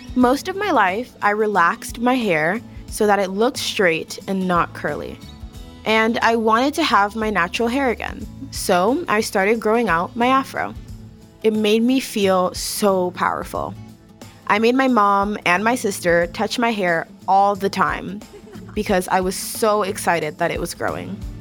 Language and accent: English; Miami, Florida, United States; a young black kid growing up in Miami